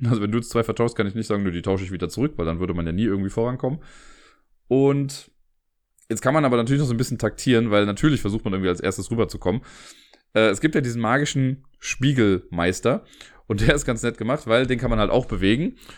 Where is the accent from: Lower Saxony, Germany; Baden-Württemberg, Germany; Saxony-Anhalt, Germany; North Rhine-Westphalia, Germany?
North Rhine-Westphalia, Germany; Cologne; aus Köln